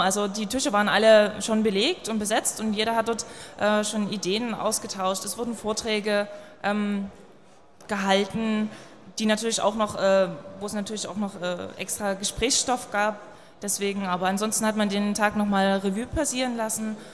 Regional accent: Dresden, Saxony, Germany; Ich bin selbst aus Dresden

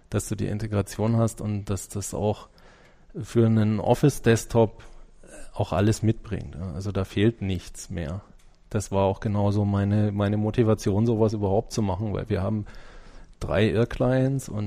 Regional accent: Germany; Ich bin natürlich als Deutscher erstmal so in, mit den deutschen Sachen am besten vertraut

